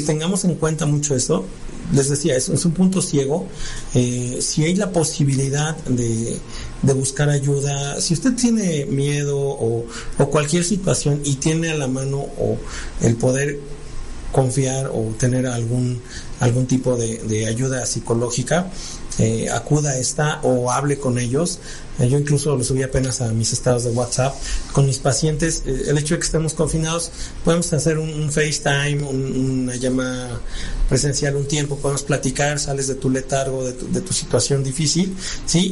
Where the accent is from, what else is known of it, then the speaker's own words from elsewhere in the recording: Mexico; somos mexicanos